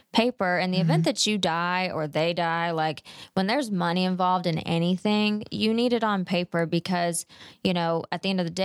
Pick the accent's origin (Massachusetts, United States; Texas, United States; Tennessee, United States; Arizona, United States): Texas, United States; Mesquite; Mesquite, Texas